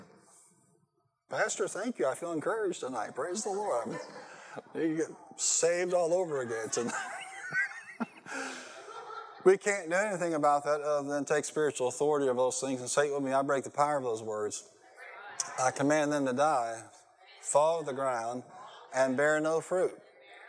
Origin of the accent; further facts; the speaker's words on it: United States; I was a clueless American